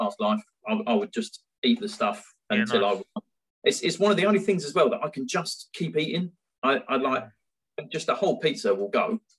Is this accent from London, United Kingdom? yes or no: yes; Orpington, London, United Kingdom; so I'm Orpington at the moment, and I live maybe a mile and a half from where I was born, and about 2 miles from the house I grew up in.